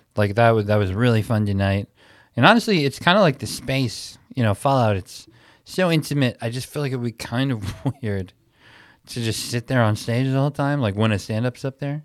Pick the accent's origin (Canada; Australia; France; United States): United States; Milwaukee, Wisconsin; my hometown